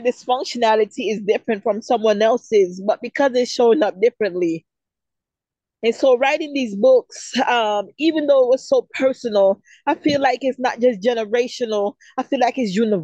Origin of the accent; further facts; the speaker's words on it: Jamaica; moved away; Growing up in Jamaica as a little girl, I grew up in a place where it was war every day